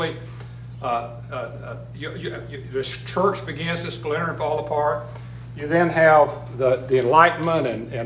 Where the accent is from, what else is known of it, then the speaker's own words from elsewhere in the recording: United States; based on our living in America, being raised in America, being fed America, being Americans